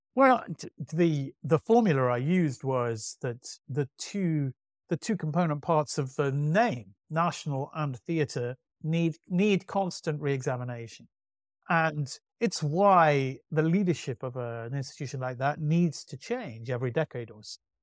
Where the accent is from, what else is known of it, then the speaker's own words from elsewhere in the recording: Manchester, North West England, United Kingdom; I grew up in Manchester